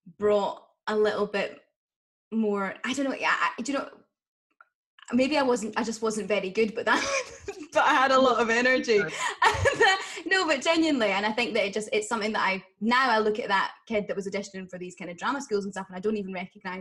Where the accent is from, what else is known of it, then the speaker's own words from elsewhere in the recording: Aberdeen, Scotland, United Kingdom; I grew up in Aberdeen